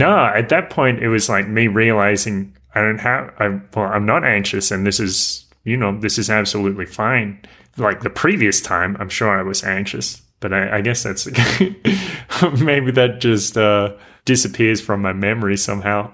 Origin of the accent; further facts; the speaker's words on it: near Newcastle, New South Wales, Australia; moved away as an adult; I lived in my hometown